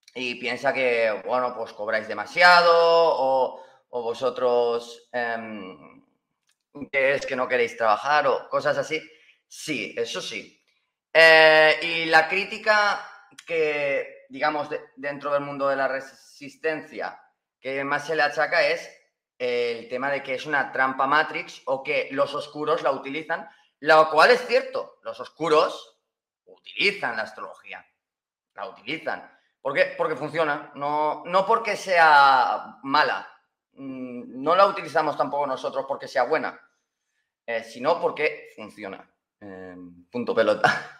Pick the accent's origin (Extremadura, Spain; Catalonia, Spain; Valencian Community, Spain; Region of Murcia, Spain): Valencian Community, Spain; yo hablo español, pues valenciano porque soy de Valencia